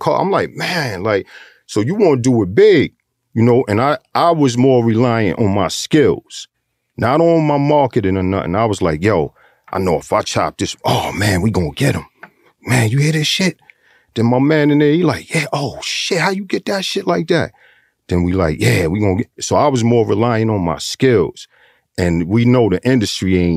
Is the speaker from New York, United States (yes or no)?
yes; New York City, New York, United States; also born or lived in Harlem, New York; I grew up in Flushing